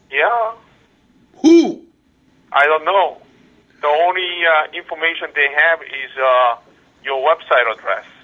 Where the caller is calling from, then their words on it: Los Angeles, California, United States; I'm, I'm I'm calling you from Los Angeles, sir.